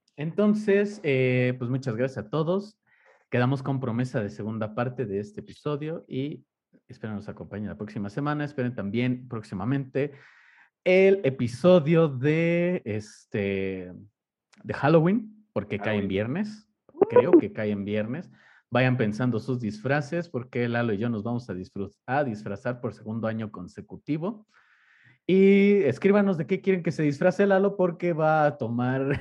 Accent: Mexico; toda la vida hemos vivido en la religión católica, en el caso de México

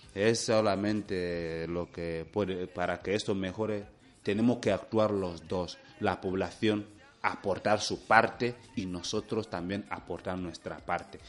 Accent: Equatorial Guinea

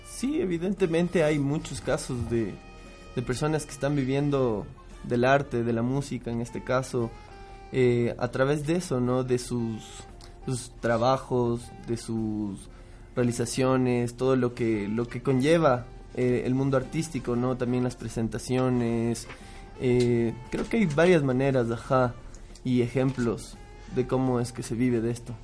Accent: Ecuador; los tres somos ecuatorianos

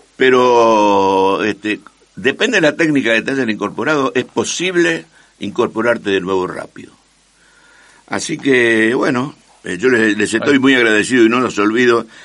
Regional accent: Rosario, Santa Fe, Argentina; Nací en el barrio Escuénaga y, y viví 30 años en la calle San Juan al 5100

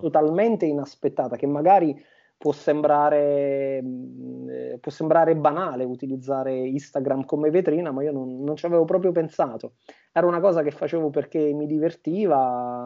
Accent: Montecalvo Irpino, Campania, Italy; moved away as an adult; now in Scotland; Io sono campano eh, di un piccolo paesino che si chiama Monte Calvo Irpino, piccolissimo, di 3.000 abitanti, in provincia di Avellino, in Campania

